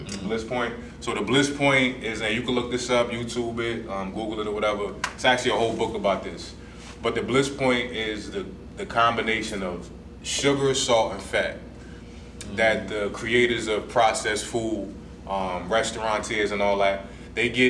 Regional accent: New Jersey, United States; I'm from Jersey

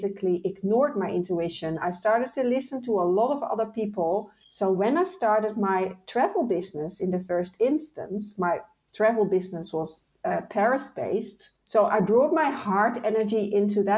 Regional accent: Netherlands; moved away; also born or lived in Ireland; I moved from the Netherlands, where I'm originally from, to Ireland.

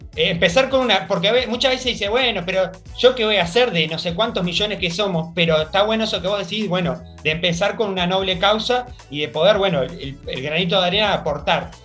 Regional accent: Paysandú, Uruguay; es de mi tierra, es de Paysandú

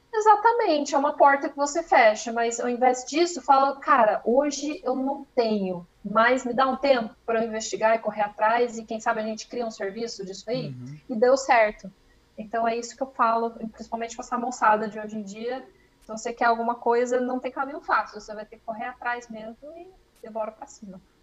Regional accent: Campinas, São Paulo, Brazil; moved away as an adult; now in Germany; sou de Campinas

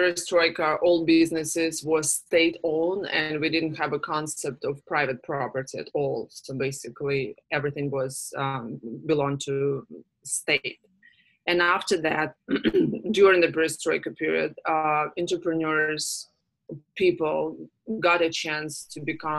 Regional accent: Russia; And I know, just because I came from Russia, where these type of organizations do not exist.

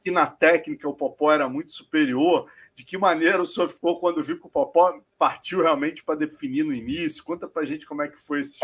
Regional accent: Brazil; como brasileiro

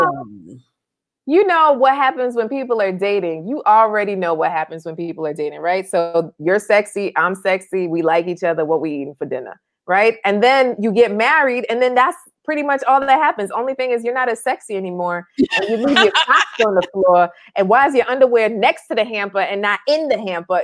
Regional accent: New York, United States; moved away; growing up in New York, I'd always be on my bike

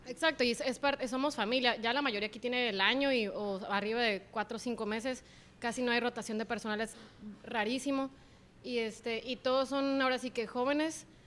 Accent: Ensenada, Baja California, Mexico; moved away as an adult; now in Tijuana, Mexico; yo vengo de Ensenada, entonces ah, pues allá ah, estás acostumbrado de que desayunabas en carretas

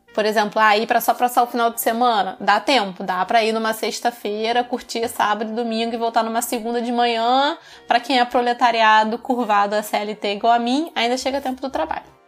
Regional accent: Rio de Janeiro, Brazil; accent: carioca (heavy Rio accent); o meu sotaque é carregado aqui no Rio

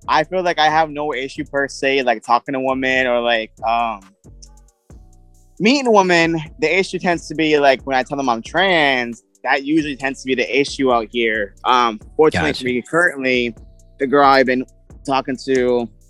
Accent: Boston, Massachusetts, United States; I am from Boston, Massachusetts.

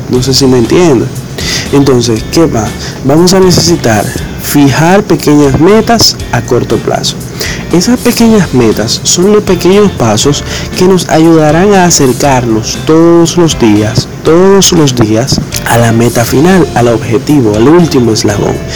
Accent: Dominican Republic; tengo 24 años y vengo de República Dominicana.

